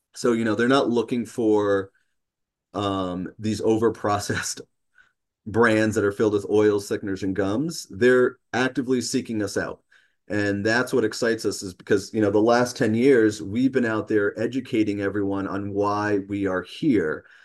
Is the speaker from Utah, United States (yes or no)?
no; New York City, New York, United States; now in Peterborough, United States; I'm originally from New York City